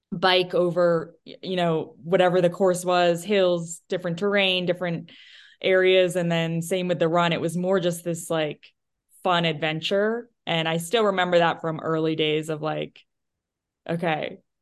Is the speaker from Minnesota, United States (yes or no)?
no; New Hampshire, United States; moved away; I, I grew up, I'm from New Hampshire originally